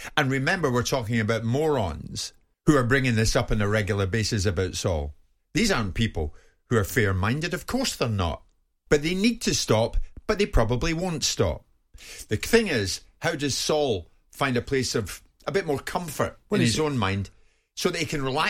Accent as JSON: {"language": "English", "region": "Scotland", "country": "United Kingdom", "said": "I'm called a Scottish this and that."}